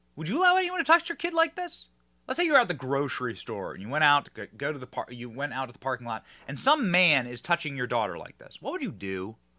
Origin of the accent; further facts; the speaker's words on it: Iowa, United States; I'm from Iowa